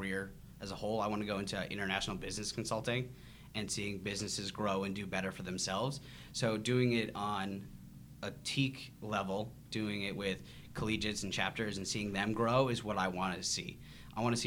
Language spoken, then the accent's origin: English; Grand Forks, North Dakota, United States; moved away as an adult; also born or lived in Fargo, North Dakota / Memphis, Tennessee; I was raised in Grand Forks, North Dakota.